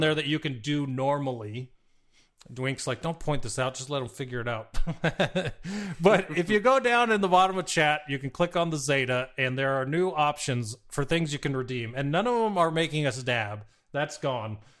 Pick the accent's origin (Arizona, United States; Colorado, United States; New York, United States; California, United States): Arizona, United States; moved away; also born or lived in San Diego; growing up in Arizona